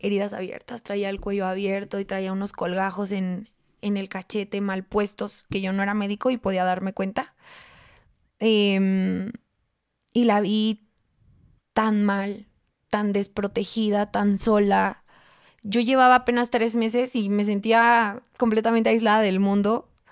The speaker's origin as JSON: {"language": "Spanish", "region": "Mexico City", "country": "Mexico", "moved": "as an adult", "said": "tantas personas que somos en la Ciudad de México"}